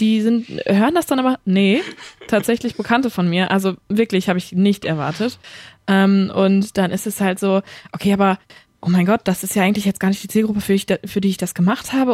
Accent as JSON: {"language": "German", "area": "Ruhrpott", "region": "North Rhine-Westphalia", "country": "Germany", "accent": "Ruhrpott dialect (Potteln)", "first_language": "German", "said": "mit meinem Potteln gehe ich äh, absolut ähm, stiefmütterlich um, das lasse ich komplett zu Hause"}